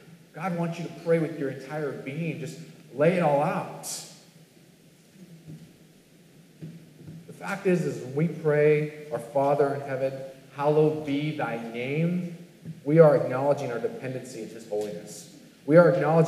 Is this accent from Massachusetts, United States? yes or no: no; California, United States; growing up in California